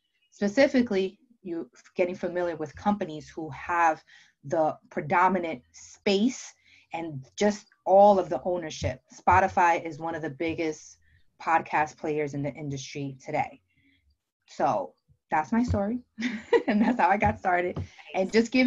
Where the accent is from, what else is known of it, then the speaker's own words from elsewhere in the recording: New Jersey, United States; also born or lived in Dominican Republic; I'm from New Jersey. I'm sure you can tell by my accent.